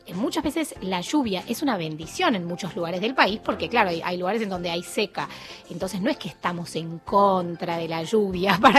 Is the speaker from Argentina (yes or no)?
yes; Buenos Aires, Argentina; Sí, soy de Flores.